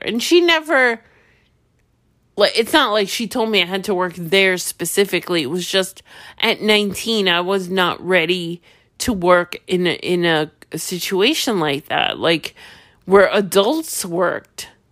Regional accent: New York, United States; I'm from New York

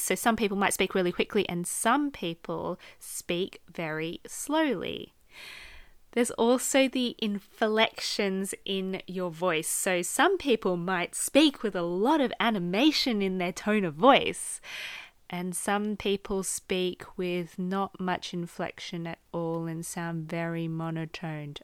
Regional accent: Australia; accent: Australian; I am Australian, so my natural inflections, just based on my accent

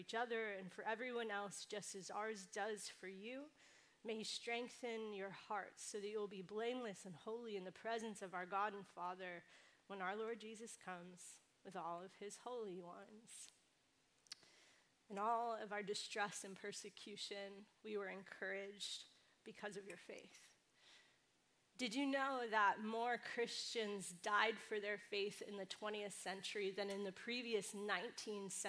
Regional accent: California, United States; now in New York City, United States; I come from the West Coast. I grew up in California, but I love living in New York City

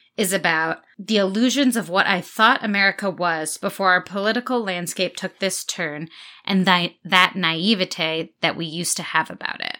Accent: United States; being American

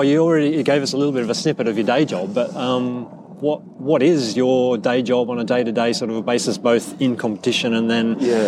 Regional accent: Victoria, Australia; I'm an Aussie who grew up in Victoria in the Aussie rules like mecca

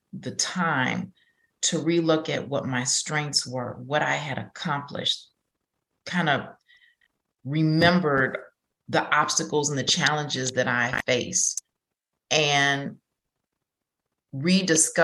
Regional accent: Chicago, Illinois, United States; moved away as an adult; also born or lived in Houston; I'm originally from Chicago

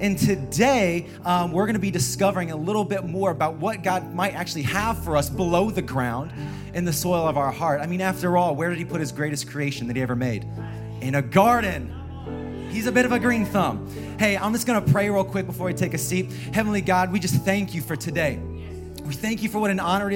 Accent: Indiana, United States; moved away as an adult; now in San Jose, United States; I hail from the state of Indiana, Midwest in the house.

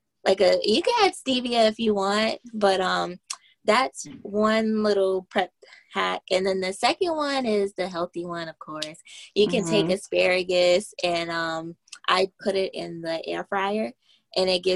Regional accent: Moncks Corner, South Carolina, United States; I'm like 30 minutes out from Charleston, South Carolina. It's a little town of Monk's Corner. And I went to Berkeley High School

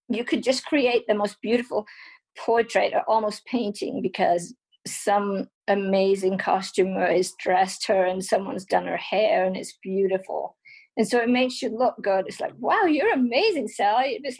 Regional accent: England, United Kingdom; now in United States; I've always been a photographer ever since I came to America and, you know, got a camera. I mean, it, we grew up in England, we are poor, I never had a camera but I got a camera.

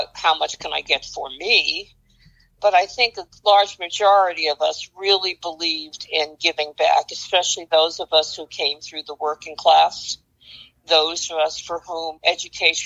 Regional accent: New York City, New York, United States; I grew up in Brooklyn and Queens

